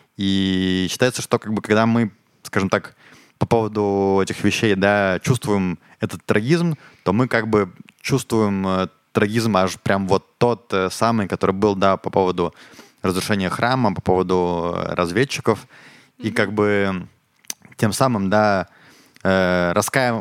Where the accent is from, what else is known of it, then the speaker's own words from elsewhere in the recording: Ukraine; now in Israel; я из Украины, и я когда в школе учился